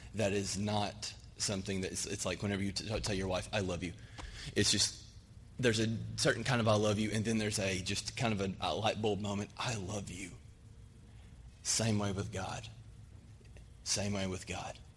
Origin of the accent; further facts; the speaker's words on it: Arkansas, United States; moved away as an adult; now in Cayman Islands; I'm from Arkansas